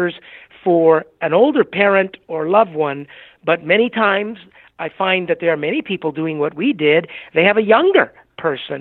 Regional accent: Southern California, United States; moved away as an adult; also born or lived in Puerto Rico / New Mexico; now in West Palm Beach, United States; I grew up in Southern California

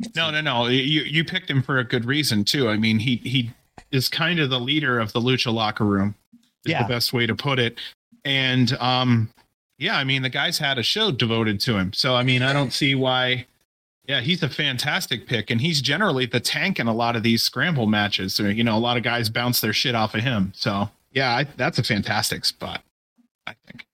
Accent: Ohio, United States; moved away; I'm from Ohio originally

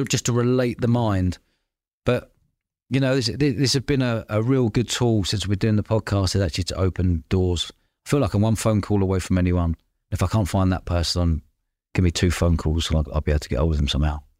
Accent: London, United Kingdom; I grew up in London living above pubs as a kid.

